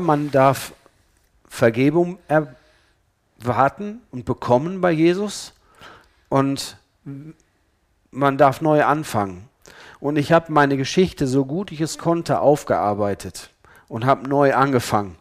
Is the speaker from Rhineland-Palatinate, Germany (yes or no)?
no; Ennepetal, North Rhine-Westphalia, Germany; ich komme aus Ennepetal äh, und ich war in Ennepetal Oberbauer in der Gemeinde